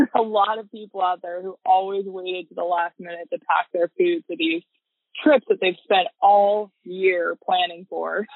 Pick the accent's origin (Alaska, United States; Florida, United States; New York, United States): Alaska, United States; Bird Creek; I was born and raised in Bird Creek, Alaska